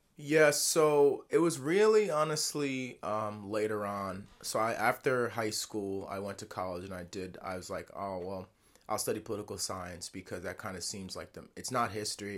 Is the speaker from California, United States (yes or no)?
no; Lower Westchester, New York City area, United States; growing up in Lower Westchester, New York City area